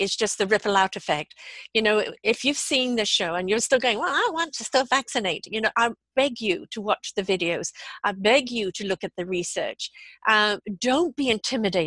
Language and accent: English; Canada; also born or lived in United Kingdom; I'm Canadian, I'm British Canadian